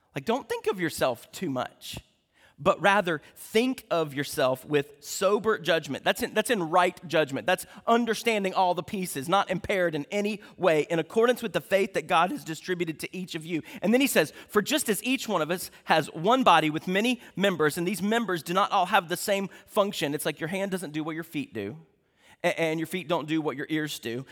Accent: United States; because we're American

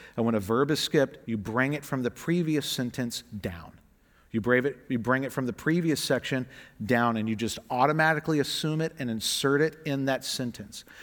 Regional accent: the South, United States; I'm from the South, so we would translate all y'all

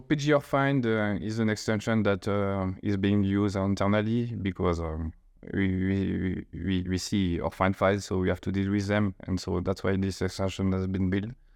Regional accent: eastern France, France; accent: French; English is a second language; I grew up in the, uh, east of France

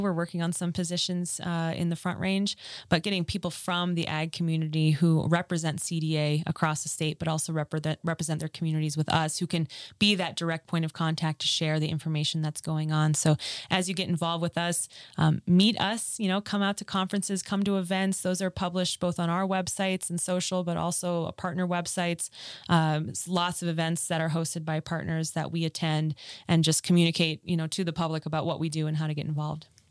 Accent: Minneapolis, Minnesota, United States; moved away as an adult; also born or lived in Mankato, Minnesota; now in Colorado, United States; I grew up in Minnesota

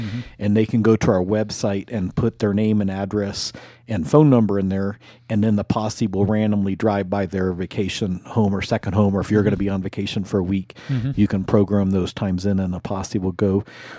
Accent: Colorado Springs, Colorado, United States; also born or lived in Germany / Washington, D.C. / Omaha / Oklahoma City; Well, I was born in Germany. My dad was in the Air Force, and we moved to Washington, D.C., and then Colorado Springs is kind of where I grew up.

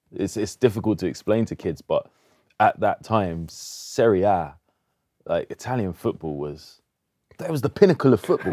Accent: London, United Kingdom; all my family was Southeast London, but they moved to Northwest, so that's where I grew up

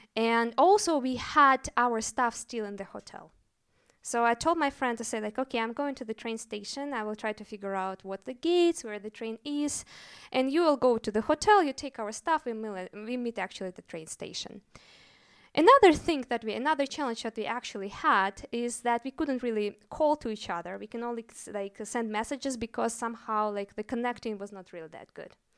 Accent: Russia; moved away as an adult; also born or lived in Moscow; now in Berlin, Germany; I'm actually from Russia, so before moving to Berlin, I was working in Moscow

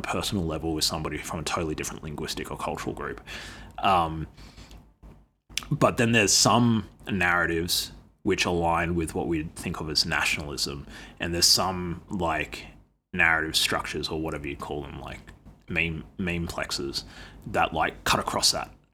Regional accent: Australia; as an Australian, as an Indigenous Australian

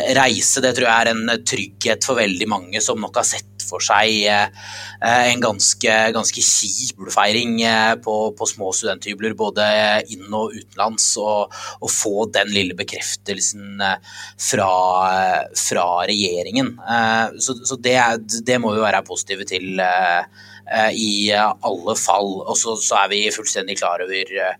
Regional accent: Aurskog-Høland, Akershus, Norway; moved away; reiser hjem til Aurskog-Høland, der jeg er fra

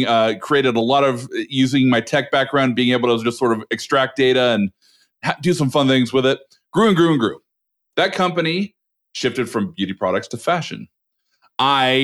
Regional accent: Oregon, United States; moved away as an adult; also born or lived in Los Angeles, California; now in Colorado, United States; I grew up in Oregon, north of California.

